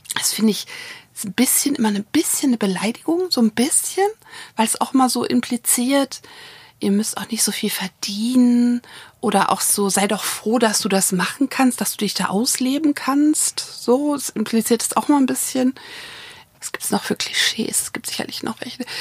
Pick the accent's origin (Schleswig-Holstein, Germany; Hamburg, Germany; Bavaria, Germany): Hamburg, Germany; moved away; also born or lived in Berlin; ich bin in Hamburg geboren und aufgewachsen